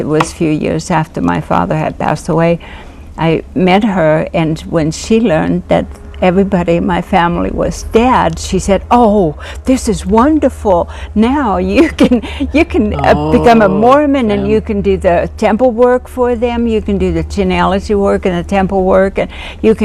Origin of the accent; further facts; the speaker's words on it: Finland; I grew up in, I was born and raised in Finland